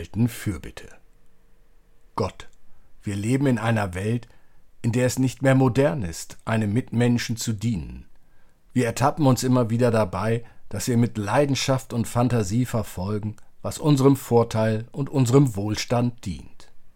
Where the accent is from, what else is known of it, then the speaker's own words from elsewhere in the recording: Germany; wir als Deutsche